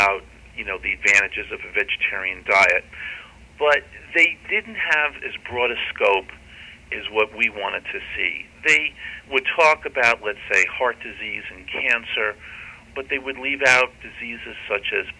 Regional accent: New York, United States; now in Pacific Northwest, United States; I'm originally from New York

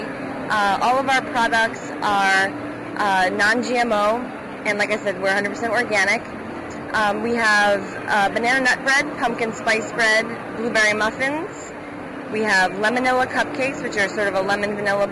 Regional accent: New England, United States; I grew up in New England in an Italian family

